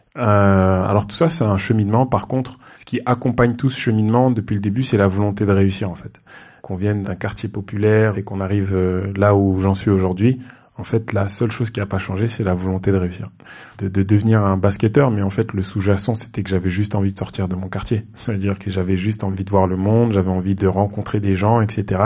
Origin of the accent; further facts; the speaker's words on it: Mantes-la-Jolie, Île-de-France, France; je suis un quelqu'un qui a grandi dans les Yvelines, près de Mantes-la-Jolie